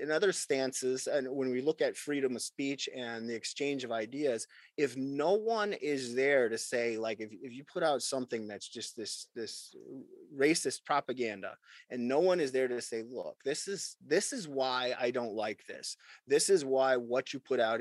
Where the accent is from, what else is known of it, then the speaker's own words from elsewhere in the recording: United States; as an American